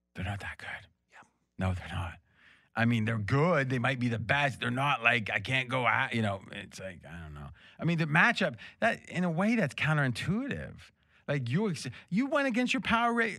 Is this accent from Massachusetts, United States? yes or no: no; near Pittsburgh, eastern Ohio, United States; where I grew up, which is on the river, so it's like 50 minutes from Pittsburgh, but it's in Ohio